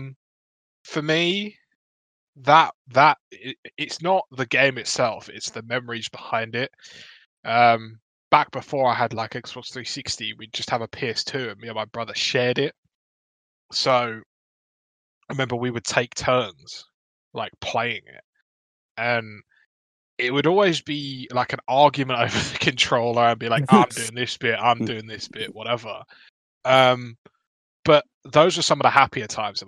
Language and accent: English; United Kingdom; I'm a British white boy